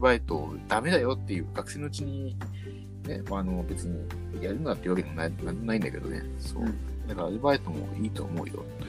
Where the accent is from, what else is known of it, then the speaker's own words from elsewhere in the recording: Sapporo, Hokkaido, Japan; 僕、まあ、札幌出身